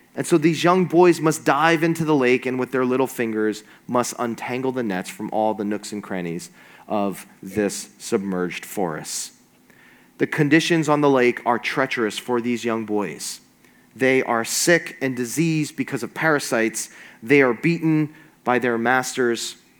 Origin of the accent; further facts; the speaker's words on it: New York area, United States; now in New Jersey, United States; I'm from the New York area